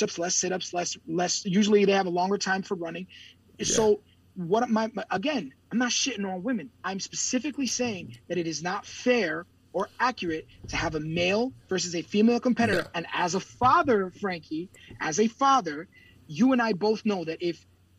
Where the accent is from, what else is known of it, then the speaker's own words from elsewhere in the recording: United States; I'm American